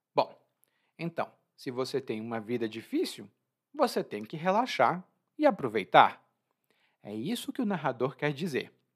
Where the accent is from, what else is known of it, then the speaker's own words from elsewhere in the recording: Brazil; eu sou brasileiro